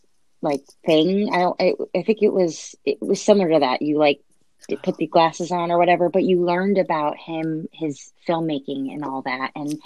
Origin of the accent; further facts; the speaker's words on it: Orlando, Florida, United States; I grew up in Orlando-ish.